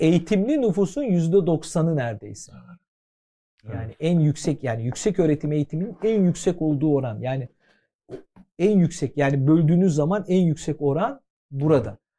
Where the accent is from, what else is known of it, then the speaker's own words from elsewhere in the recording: Istanbul, Turkey; Ben Fatihliyim. Şimdi Fatihli olduğum için e, her tür insanla beraber yaşadım, büyüdüm